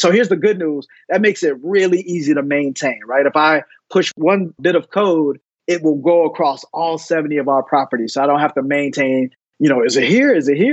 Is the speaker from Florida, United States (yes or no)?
yes; Fort Lauderdale, Florida, United States; also born or lived in Tallahassee, Florida; I was born and raised in Fort Lauderdale, Florida